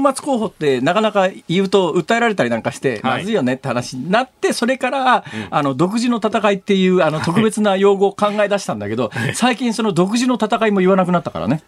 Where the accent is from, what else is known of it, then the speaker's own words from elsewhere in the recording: Saitama, Japan; moved away as an adult; now in Osaka, Japan; 小学校上がる1年前から埼玉県で大学卒業するまでいた